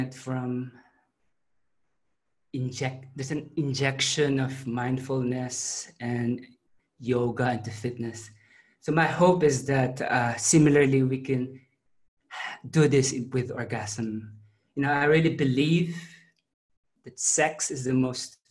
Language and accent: English; Philippines; moved away as an adult; also born or lived in Adelaide, Australia / Melbourne, Australia; now in Sydney, Australia; I grew up in the Philippines